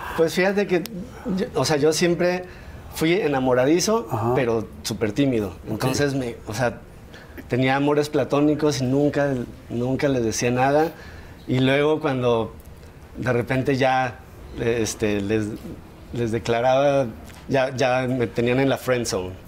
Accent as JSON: {"language": "Spanish", "region": "San Luis Potosí", "country": "Mexico", "tie": "born or raised there", "also_born_or_lived": "Mexico City", "said": "Yo nací en la Ciudad de México, pero a los ocho años de edad nos mudamos toda mi familia a San Luis y pues ahí crecí"}